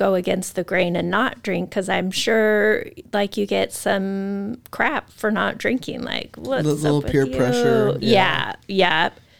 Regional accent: Moscow, Idaho, United States; I grew up in a college town. I grew up at in Moscow.

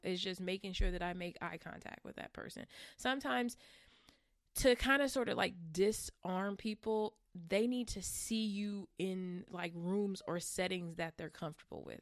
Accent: California, United States; I'm from California

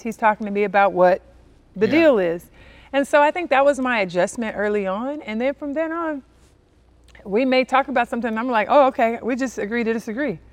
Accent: Compton, California, United States; I'm from Compton, California, inner city, uh, raised by a single mom with two sisters

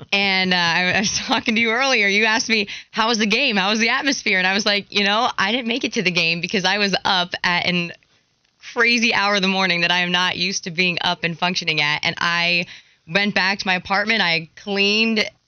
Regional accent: Pennsylvania, United States; now in Charlotte, United States; I grew up in Pennsylvania, where the guys that I grew up with that play football, that was the dream, was to play for Penn State or Notre Dame

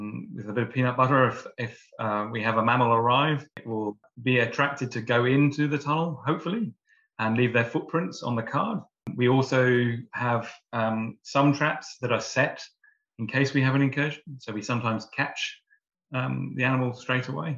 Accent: Warwickshire, West Midlands, United Kingdom; moved away as an adult; now in New Zealand; growing up in the UK, I grew up on a farm in the Midlands in Warwickshire.

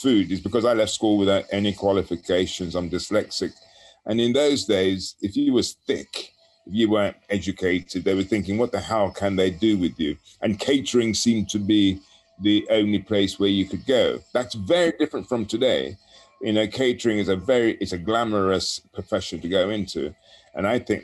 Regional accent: England, United Kingdom; being English

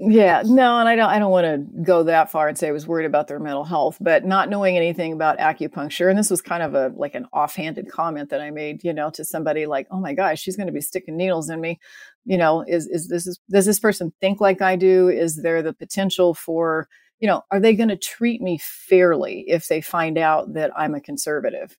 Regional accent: Midwest, United States; I was raised in the Midwest

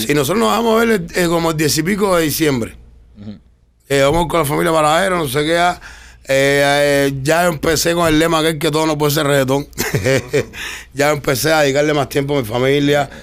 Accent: Cuba; yo soy cubano

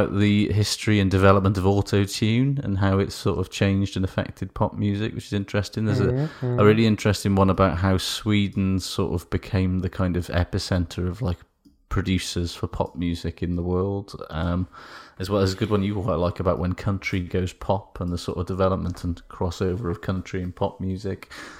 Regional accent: United Kingdom; Is about the Boys to Men effect, which is something that as a British person I was not really aware of at all

